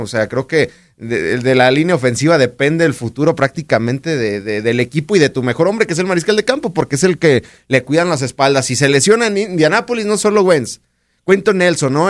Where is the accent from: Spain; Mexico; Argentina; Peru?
Mexico; como eh, mexicanos